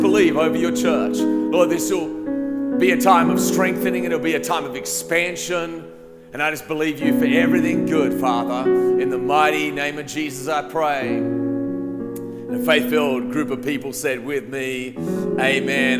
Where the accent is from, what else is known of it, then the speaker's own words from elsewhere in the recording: Australia; moved away as an adult; now in United States; I grew up in Australia. I lived there till I was 19 years old. And then I came to America on a, on a tennis scholarship